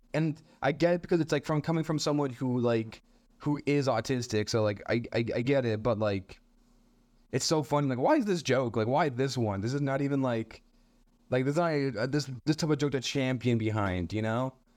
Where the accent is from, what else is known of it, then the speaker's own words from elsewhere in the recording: Montreal, Quebec, Canada; I'm a comedian from Montreal. Uh, I was born here.